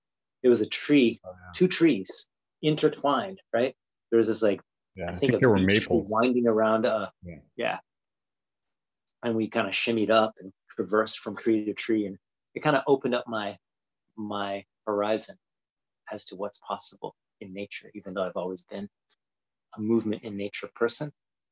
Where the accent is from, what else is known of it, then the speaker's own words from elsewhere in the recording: Japan; also born or lived in Brazil; I grew up in Japan and Brazil, and I think that sort of shaped like speaking different languages and being into different cultures.